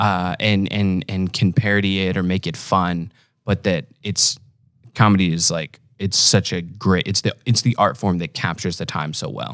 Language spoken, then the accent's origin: English; Omaha, Nebraska, United States; I'm from Omaha